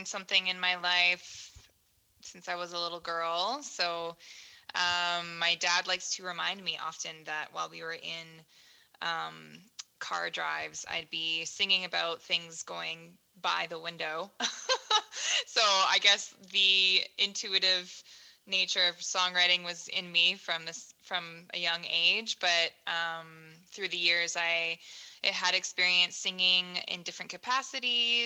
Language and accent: English; Surrey, British Columbia, Canada; moved away as an adult; also born or lived in Langley / Abbotsford; now in Vancouver, Canada; I grew up in Surrey, technically, all my life. Port Kells is where I lived.